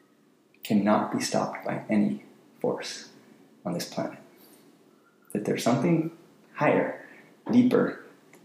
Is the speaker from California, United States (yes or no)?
yes; San Diego, California, United States; also born or lived in Berkeley, California / London; I grew up in San Diego, Solana Beach, California